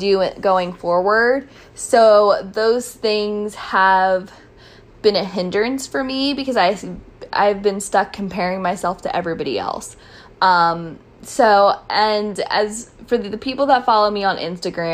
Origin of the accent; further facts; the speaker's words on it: Frederick, Maryland, United States; I'm from Frederick